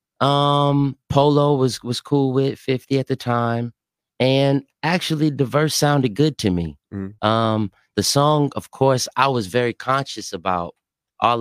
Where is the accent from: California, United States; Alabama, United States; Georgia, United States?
Georgia, United States; Atlanta; also born or lived in New Orleans, Louisiana; I'm from Atlanta, Georgia, born in New Orleans.